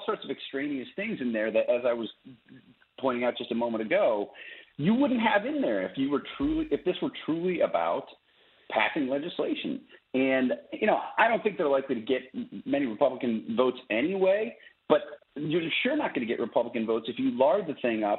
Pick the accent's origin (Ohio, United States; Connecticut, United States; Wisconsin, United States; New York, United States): Wisconsin, United States; Wisconsin, which is my home state where I grew up